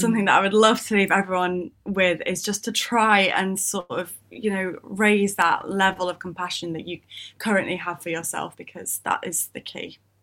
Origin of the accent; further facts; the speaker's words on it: United Kingdom; we're British